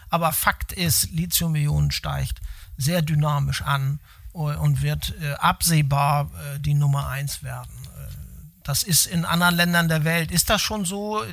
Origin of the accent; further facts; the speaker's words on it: Hamburg, Germany; moved away as an adult; Ich bin Ur-Hamburger